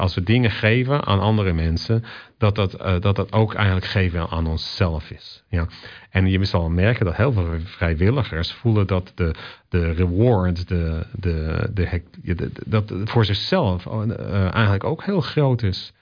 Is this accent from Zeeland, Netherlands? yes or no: yes; Zeeland, Netherlands; also born or lived in Rotterdam / Australia; now in Vancouver, Canada; in het dorp waar ik opgroeide, in Zeeland